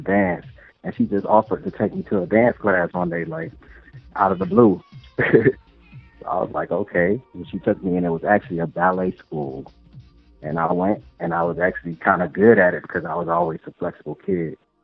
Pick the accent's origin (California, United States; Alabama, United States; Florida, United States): Florida, United States; Miami; now in Atlanta, United States; I'm from Miami. You know, we have a culture of dance down there in itself